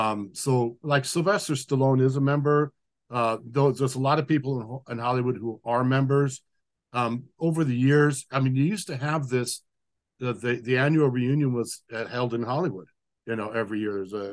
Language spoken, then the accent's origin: English; Japan; every time we'd be growing up in Japan, if I happened to be, you know, traveling in that direction, I would go with Dad.